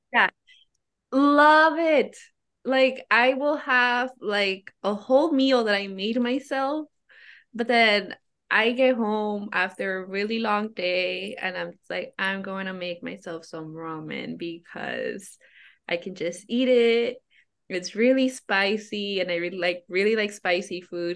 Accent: Oakland, California, United States; I grew up in Oakland

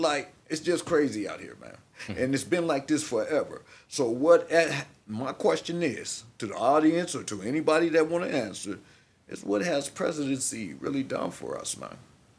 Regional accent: Cleveland, Ohio, United States; born there; I was born in Cleveland.

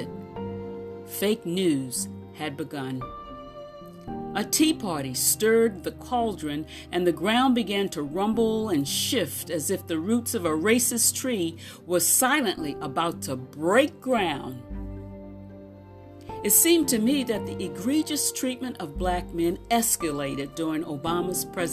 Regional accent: United States; I was from the United States

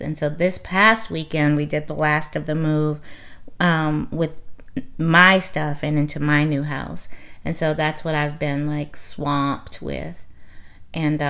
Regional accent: New Orleans, Louisiana, United States; We are sisters. We are 10 years apart. We are from New Orleans.

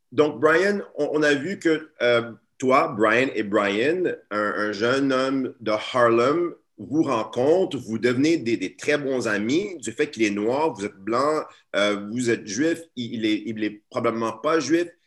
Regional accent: Montreal, Quebec, Canada; Ensuite, à l'âge de 10 ans, je déménage ici à Montréal, je redéménage parce que je suis né à Montréal mais je redéménage à Montréal à l'âge de 10 ans et je rentre dans une classe d'accueil.

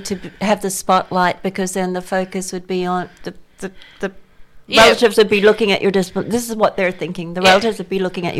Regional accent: Indonesia; now in Western Australia, Australia; I am from Indonesia myself

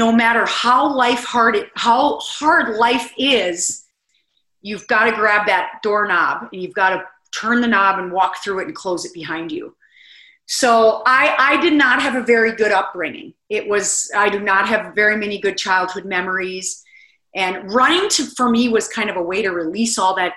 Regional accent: South Dakota, United States; the people of South Dakota that did this for me. I mean, my hometown put on this huge fundraiser

